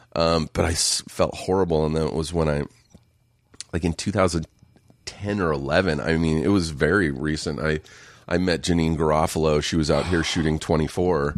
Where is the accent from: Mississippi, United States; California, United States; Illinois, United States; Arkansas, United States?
California, United States; Riverside; Riverside, just an hour east